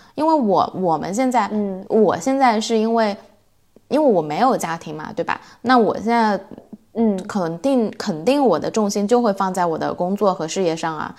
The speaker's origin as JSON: {"language": "Chinese", "country": "China", "moved": "yes", "lives_now": "Sweden", "said": "因为我们中国人在这边"}